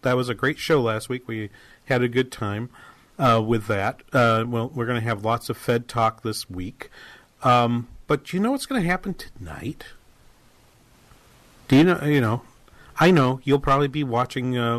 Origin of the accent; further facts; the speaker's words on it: Boston, Massachusetts, United States; I grew up in New England